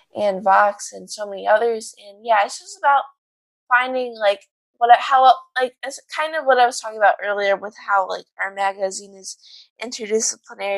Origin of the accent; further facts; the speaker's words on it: Chicago, Illinois, United States; I'm from Chicago